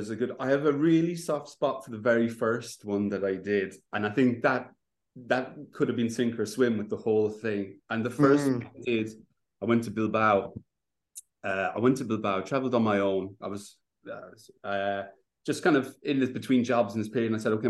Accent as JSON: {"language": "English", "area": "Kerry", "region": "Munster", "country": "Ireland", "moved": "yes", "lives_now": "London, United Kingdom", "said": "I'm from Kerry too."}